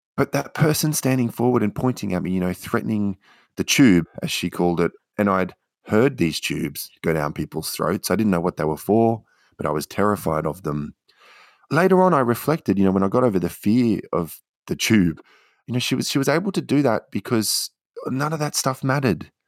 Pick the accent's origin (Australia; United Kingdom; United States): Australia; Queensland; moved away as an adult; also born or lived in Canberra / Beijing; I grew up in Queensland and then took myself off to China